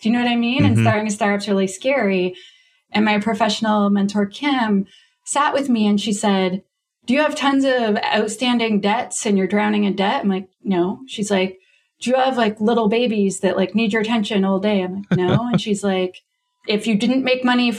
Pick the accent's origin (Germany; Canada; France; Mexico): Canada; accent: Canadian; I'm Canadian, you can hear my accent